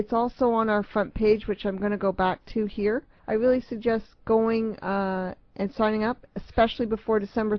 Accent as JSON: {"language": "English", "town": "Toronto", "region": "Ontario", "country": "Canada", "tie": "born or raised there", "moved": "yes", "said": "Toronto's my hometown."}